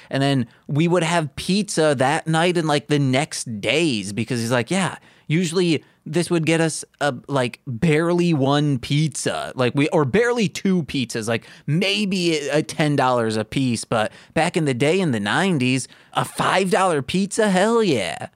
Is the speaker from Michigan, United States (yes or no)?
yes; Michigan, United States; I'm from Michigan.